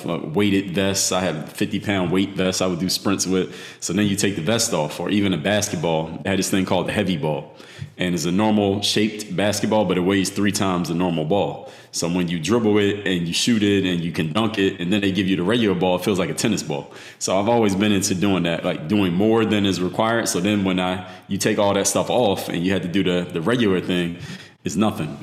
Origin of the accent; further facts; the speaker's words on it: Philadelphia, Pennsylvania, United States; moved away; I'm actually originally from Philadelphia